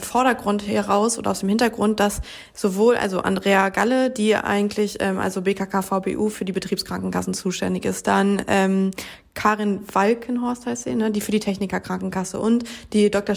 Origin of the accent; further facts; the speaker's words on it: Germany; bei uns in Deutschland